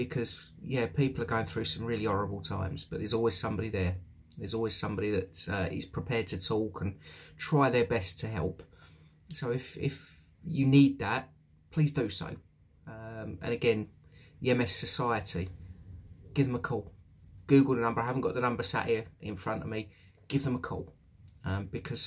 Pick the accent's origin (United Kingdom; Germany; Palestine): United Kingdom; also born or lived in London / Essex; now in East Midlands, United Kingdom; I'm from the South myself, London, Essex, that area.